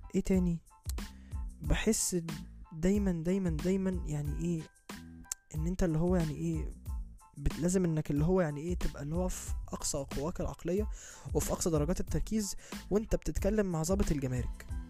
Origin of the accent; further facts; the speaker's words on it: Egypt; انا كواحد مصري من اهل البلد